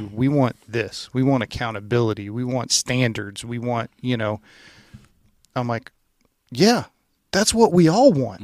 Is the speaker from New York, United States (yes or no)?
no; Louisiana, United States; I grew up in Louisiana